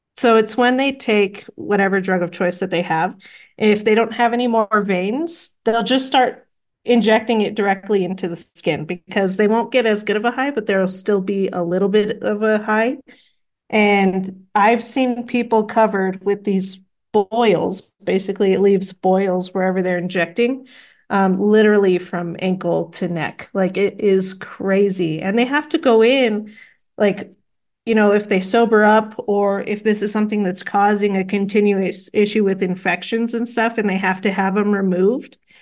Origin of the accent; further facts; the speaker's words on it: Las Cruces, New Mexico, United States; growing up in Las Cruces, you know, I know a little bit of Spanish enough to get me